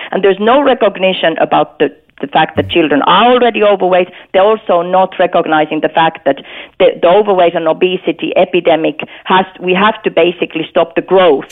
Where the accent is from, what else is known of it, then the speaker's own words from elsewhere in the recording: Finland; moved away; I'm, I'm from Finland myself